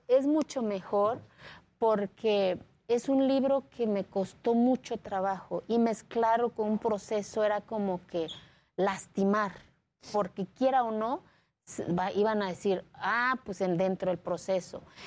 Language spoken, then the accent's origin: Spanish; Mexico; Spanish is a second language; moved away; also born or lived in Mexico City; hace 14 años mi pueblo no existía en el mapa de este país